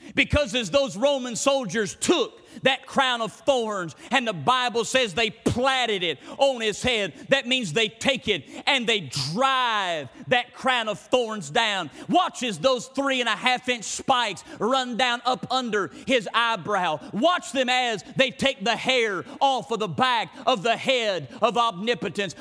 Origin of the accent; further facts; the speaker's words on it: United States; I'm an American